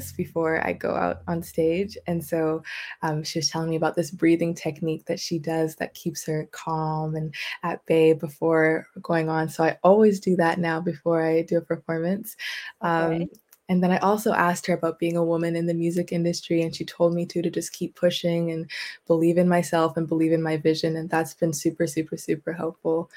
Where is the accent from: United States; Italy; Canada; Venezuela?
Canada; Vancouver, British Columbia; also born or lived in Coquitlam; I'm from Vancouver